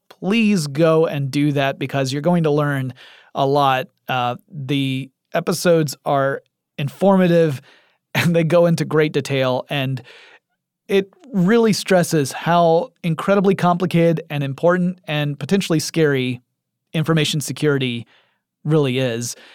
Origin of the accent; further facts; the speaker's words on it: Atlanta, Georgia, United States; my hometown in Atlanta, Georgia